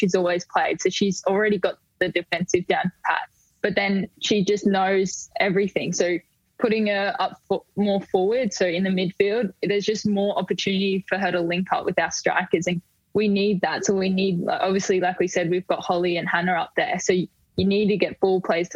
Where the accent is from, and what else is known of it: Queensland, Australia; born or raised there; moved away as an adult; now in Melbourne, Australia